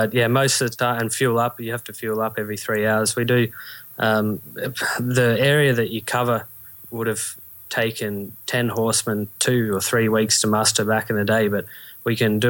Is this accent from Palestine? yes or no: no; Australia; I'm from Australia